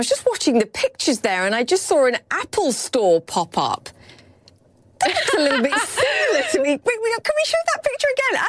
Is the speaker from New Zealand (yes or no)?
no; United Kingdom; I'm British.